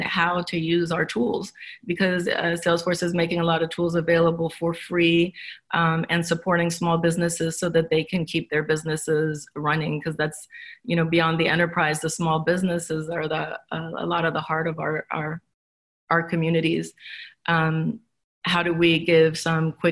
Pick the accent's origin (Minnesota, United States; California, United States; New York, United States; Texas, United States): California, United States; Los Angeles; I come from Los Angeles. A lot of my friends are waiters